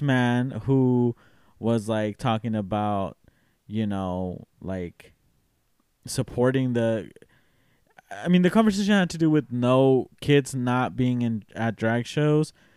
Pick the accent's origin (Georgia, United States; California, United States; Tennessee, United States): Tennessee, United States; I'm from Tennessee